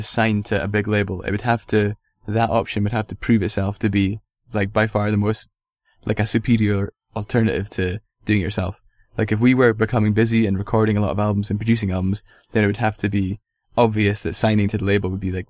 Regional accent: Milwaukee, Wisconsin, United States; from Milwaukee.

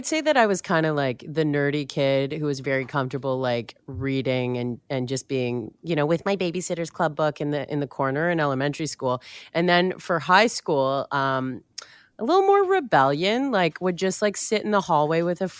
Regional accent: Richmond Hill, Ontario, Canada; So I grew up in Richmond Hill suburb, just north of Toronto.

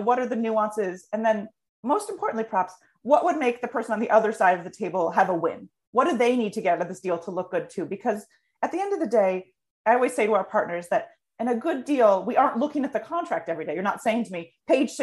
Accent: United States; me as an American

